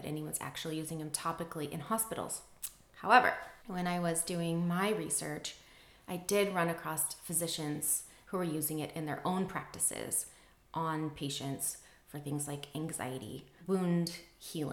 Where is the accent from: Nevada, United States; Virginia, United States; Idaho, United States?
Idaho, United States; Pocatello; So I grew up in Pocatello, Idaho